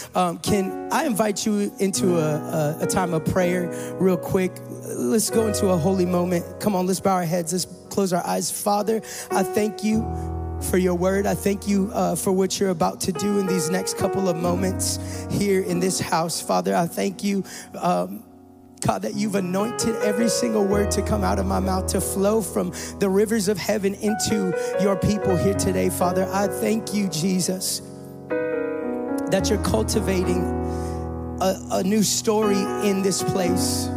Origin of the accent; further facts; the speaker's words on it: California, United States; moved away; I come from California